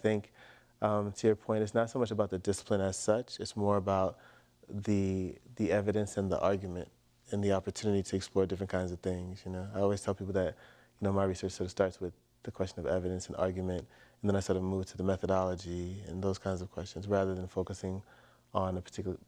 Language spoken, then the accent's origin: English; East Coast, United States; And then they came to New York where my younger brother was born. And then we grew up on the East Coast, moving around.